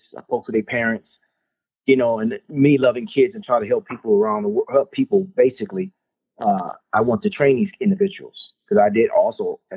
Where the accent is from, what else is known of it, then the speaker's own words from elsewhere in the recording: San Antonio, Texas, United States; I was born and raised in San Antonio, Texas.